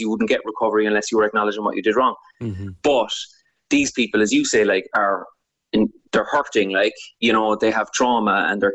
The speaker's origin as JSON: {"language": "English", "town": "Cork", "region": "Munster", "country": "Ireland", "tie": "born or raised there", "said": "growing up in Cork"}